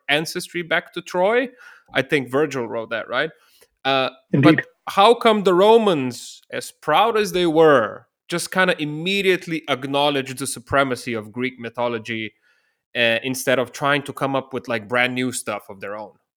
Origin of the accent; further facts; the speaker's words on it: Ljubljana, Slovenia; I'm originally from Ljubljana, the capital of Slovenia, a small country in southeastern Europe.